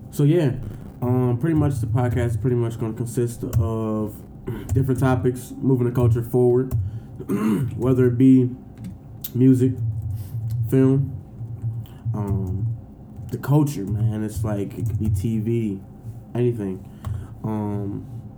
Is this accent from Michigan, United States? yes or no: yes; Detroit, Michigan, United States; now in Chicago, United States; we're all from Detroit, but I stay out in Chicago